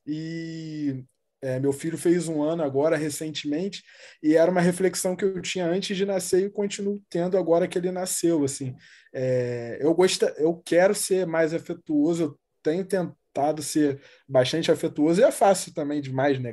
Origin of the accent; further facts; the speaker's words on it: Rio de Janeiro, Brazil; eu cresci no, no Morro do Jacarezinho, aqui na zona norte do Rio